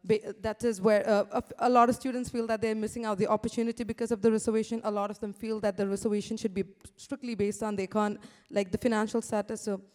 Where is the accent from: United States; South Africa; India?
India; I'm from India.